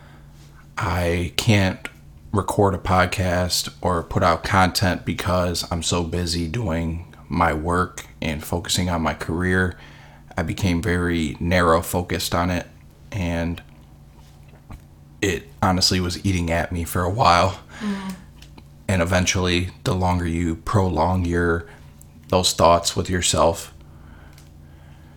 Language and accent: English; Clinton Township, Michigan, United States; right now I'm stationed in my hometown of Clinton Township